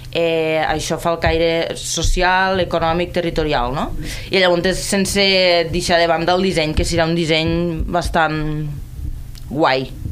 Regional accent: Terres de l'Ebre, Catalonia, Spain; sóc de les Terres de l'Ebre, treballo i, i dissenyo des d'allí.

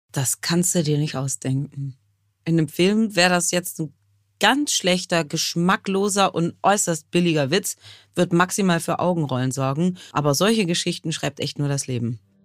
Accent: Hamburg, Germany; meiner Heimatstadt Hamburg

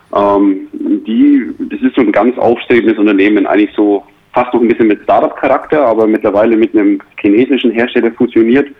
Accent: Ansbach, Bavaria, Germany; now in Bayreuth, Germany; meine Heimat, ich komme aus Ansbach ursprünglich, also aus äh, aus Mittelfranken

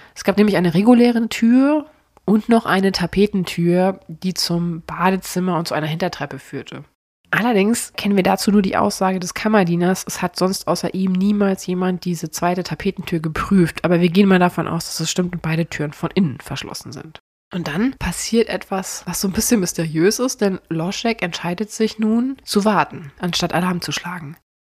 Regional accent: Cologne, North Rhine-Westphalia, Germany; bei uns in Köln

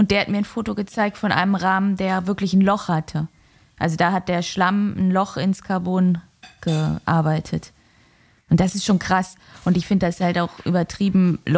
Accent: Northern Germany, Germany; Als Norddeutsche ist das ja auch kein Wetter, muss man ja auch mal ehrlich sagen.

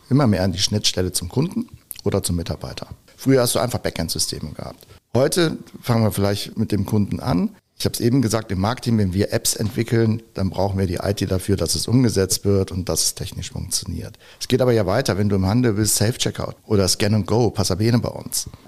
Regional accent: North Rhine-Westphalia, Germany; aber ich bin halt gebürtiger Rheinländer und das ist meine Heimat. Krefeld, Düsseldorf, Gladbach, Niederrhein, das ist meine Welt.

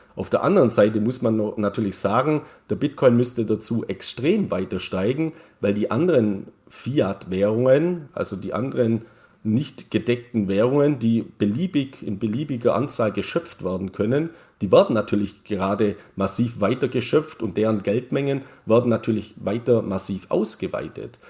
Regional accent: Neu-Ulm, Bavaria, Germany; ich komme aus Neu-Ulm

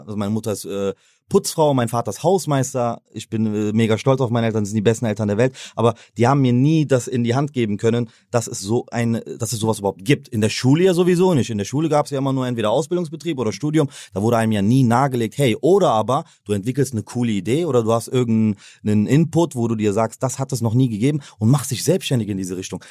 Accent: Aachen, North Rhine-Westphalia, Germany; als Aachener

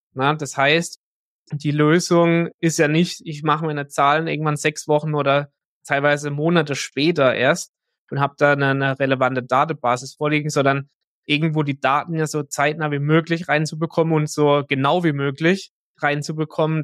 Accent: Germany; wir sind aus Deutschland

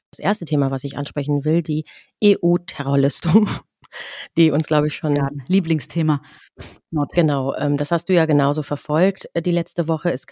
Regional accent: Iran; Gerade was so unsere eigene Identifikation mit dem Land als Iranerin

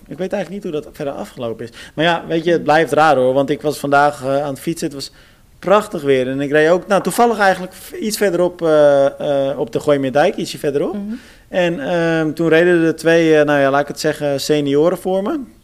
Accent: Almere, Flevoland, Netherlands; moved away; ik kom natuurlijk uit Almere, dus ik volg ook vaak het lokale nieuws gewoon nog steeds.

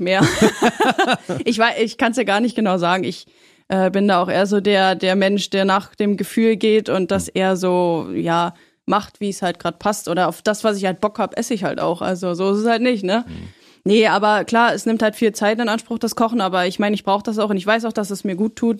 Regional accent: Schöneiche, Brandenburg, Germany; also born or lived in Berlin; now in Potsdam, Germany; seitdem ich fünf bin, habe ich bei meinen Eltern gelebt in Schöneiche

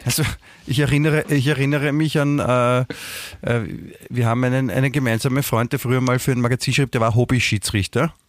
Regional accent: Vienna, Austria; also born or lived in Germany; ich fühle mich auch als Wiener, ich bin ja hier aufgewachsen.

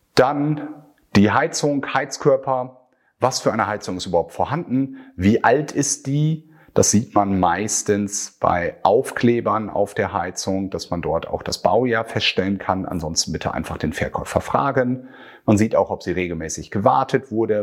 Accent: Northern Germany, Germany; bei uns in Norddeutschland

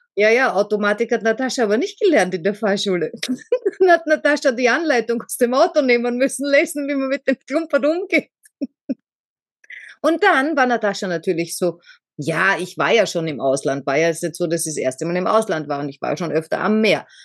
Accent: Austria; Also ich bin jetzt erst einmal weg aus Österreich, da war ich was, 19?

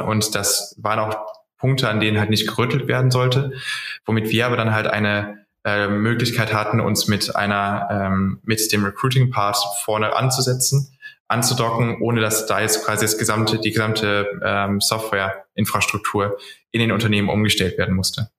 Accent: Cologne, North Rhine-Westphalia, Germany; komme auch aus Köln

